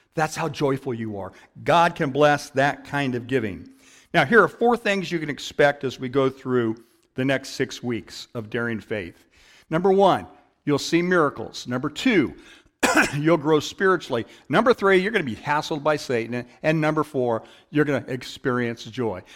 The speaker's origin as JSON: {"language": "English", "town": "Downey", "region": "California", "country": "United States", "tie": "born or raised there", "said": "I grew up in Downey, and a church down the street actually had bingo night"}